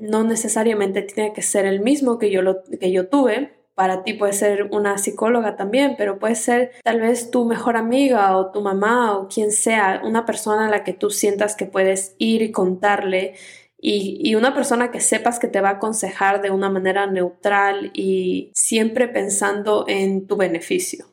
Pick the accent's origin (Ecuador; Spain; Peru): Ecuador; yo soy ecuatoriana